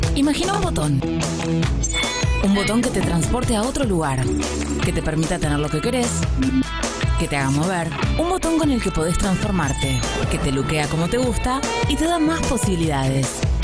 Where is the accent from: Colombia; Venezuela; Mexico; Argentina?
Argentina; me crié en Argentina